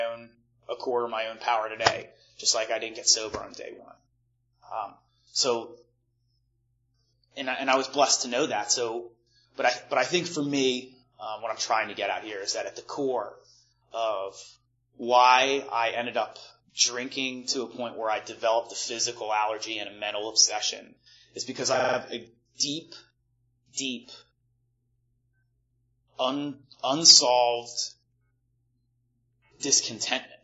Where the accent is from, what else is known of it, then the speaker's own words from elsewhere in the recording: Malvern, Pennsylvania, United States; I grew up outside of Philadelphia, like about 40 minutes west of Philly in a little town called Malvern